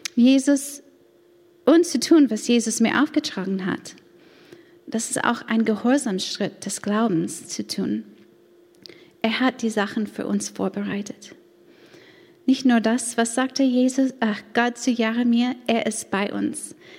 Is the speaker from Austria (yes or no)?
no; United States; German is a second language; moved away as an adult; now in Stade, Germany; bin ich Amerikanerin